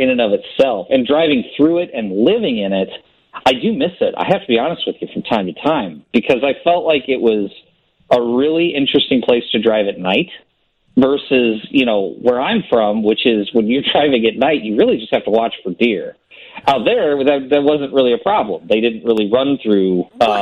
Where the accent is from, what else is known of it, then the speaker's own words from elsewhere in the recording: Illinois, United States; I grew up in Middle America and Illinois